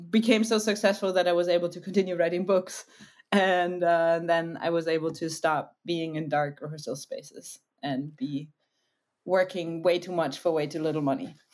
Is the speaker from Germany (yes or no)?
yes; Germany; I'm from Germany. I'm half American, as you might hear sometimes.